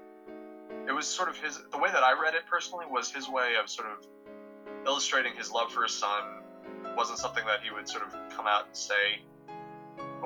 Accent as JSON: {"language": "English", "country": "United States", "said": "as a American"}